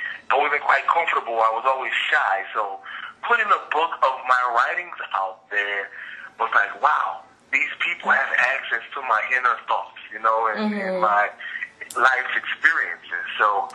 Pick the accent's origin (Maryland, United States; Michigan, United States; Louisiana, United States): Louisiana, United States; New Orleans; moved away as an adult; also born or lived in Bay Area, California; now in San Francisco Bay Area, United States; But originally I'm from New Orleans, born and raised